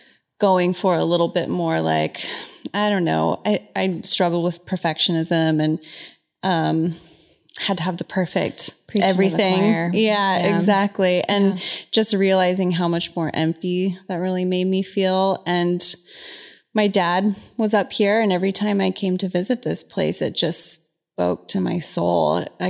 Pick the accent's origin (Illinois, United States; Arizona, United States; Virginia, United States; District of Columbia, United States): Arizona, United States; Phoenix; also born or lived in Southern California; Born in Southern California. Okay. Until I was about five. And then my mom, divorced my dad and we relocated to Phoenix.